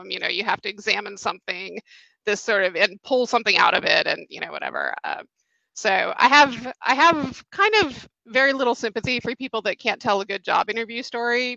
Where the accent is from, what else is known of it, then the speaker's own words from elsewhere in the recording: Atlanta, Georgia, United States; also born or lived in New York; I grew up here in Atlanta, and then I went to NYU for undergrad